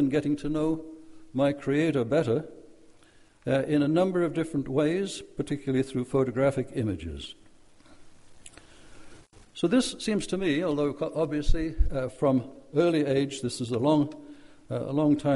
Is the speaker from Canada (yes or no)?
no; Wales, United Kingdom; also born or lived in Norway; I was taken from Wales, my birthplace, to Norway for a summer holiday with my Norwegian relatives. This summer holiday turned into a 6-year stay in Nazi-occupied Norway